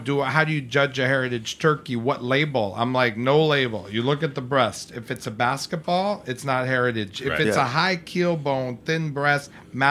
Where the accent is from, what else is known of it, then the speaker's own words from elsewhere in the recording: New York, United States; grown up with the mall, born and raised on the Upper East Side.